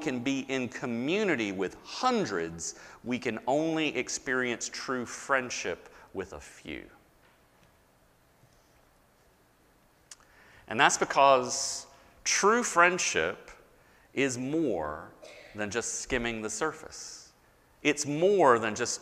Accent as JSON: {"language": "English", "region": "the South", "country": "United States", "tie": "born or raised there", "said": "I was born and raised in the South. I am a Southerner"}